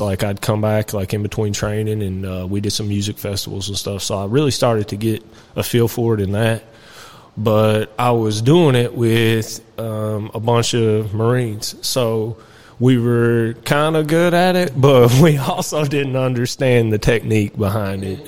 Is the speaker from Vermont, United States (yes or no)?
no; New Haven, Kentucky, United States; also born or lived in Lebanon, Kentucky; where I was raised at is Nelson County area, uh, New Haven, New Hope area. I was born in Lebanon, actually, where we're